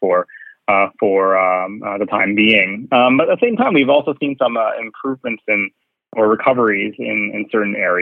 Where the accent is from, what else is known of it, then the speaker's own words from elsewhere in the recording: Winnipeg, Manitoba, Canada; moved away as an adult; also born or lived in Calgary; now in Vancouver, Canada; I'm actually from the Prairies, from Winnipeg. So that's where I was kind of born and raised